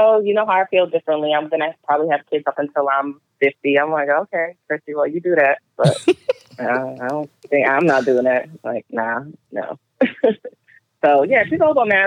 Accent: Rhode Island, United States; now in Atlanta, United States; I'm from Rhode Island. I would never move back there.

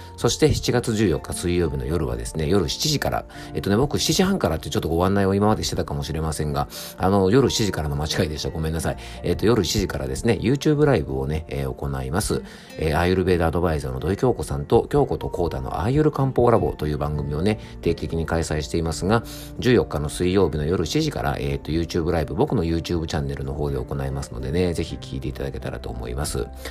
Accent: Yamanashi, Japan; 僕の地元のね、ラジオ局 YBS ラジオという放送局

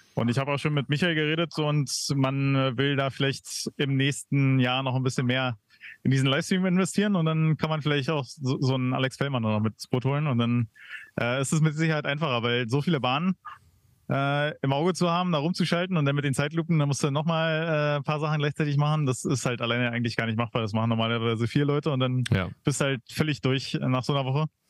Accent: Berlin, Germany; ich als Berliner

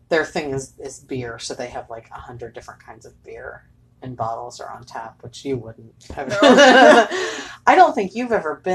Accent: Cincinnati, Ohio, United States; Which we will still go there because I'm from Cincinnati

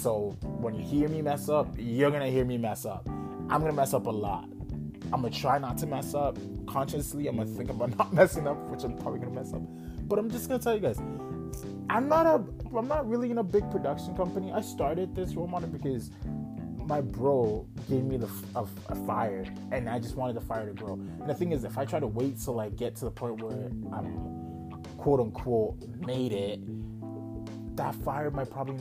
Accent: Calgary, Alberta, Canada; English is a second language; also born or lived in Ghana / Toronto; I was born in Ghana. Came to Canada, Calgary specifically. Well, we stopped in Toronto for a bit, but Calgary specifically. When I was 8

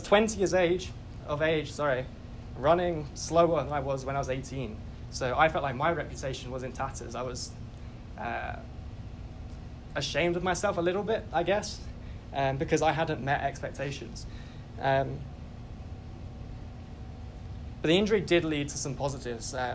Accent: England, United Kingdom; I grew up as most English boys

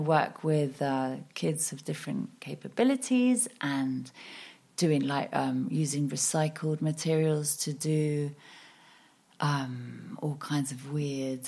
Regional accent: Marbella, Andalusia, Spain; moved away as an adult; also born or lived in United Kingdom / London; I am half Danish, half Norwegian, born in Spain. So I've literally grown up on the coast my whole life, which is a rare thing, people being born in Marbella

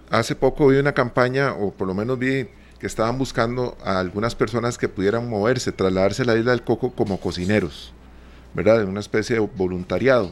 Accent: Costa Rica; a nosotros por avanzar eh, como costarricenses

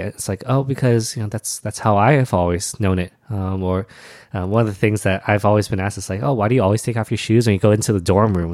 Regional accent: Alhambra, California, United States; also born or lived in Arcadia, California; I grew up in Alhambra, uh, which is also in the same, uh, vein

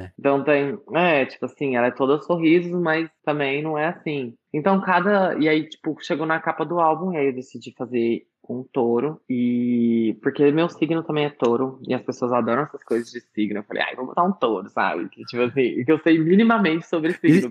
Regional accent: Brazil; Eu cresci aqui no Brasil, óbvio, eu cresci escutando muita música brasileira

